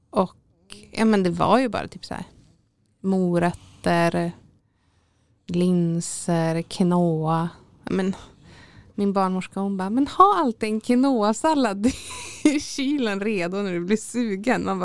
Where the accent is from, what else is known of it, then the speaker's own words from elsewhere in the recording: Täfte, Västerbotten County, Sweden; Så att det, ja, jag kommer jätten från Täfte liksom.